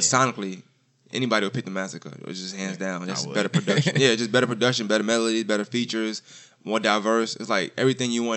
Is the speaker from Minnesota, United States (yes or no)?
no; New York, United States; we're from New York